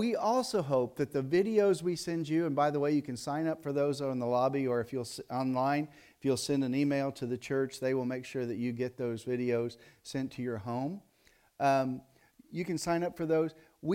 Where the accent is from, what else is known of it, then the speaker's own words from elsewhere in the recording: Tennessee, United States; moved away as an adult; when we came from Dyer County, Tennessee, which is where I was, which is why my speech is corrupted, okay, if you've picked up on that, when we came from Dyer County, Tennessee, we were in a county of about 35,000 people with 150 churches.